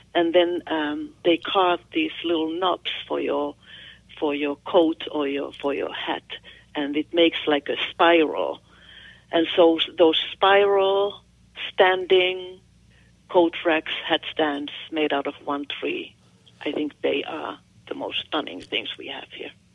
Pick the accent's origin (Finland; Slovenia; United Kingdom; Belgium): Finland; accent: Finnish; English is a second language; moved away as an adult; now in United States; I'm from Finland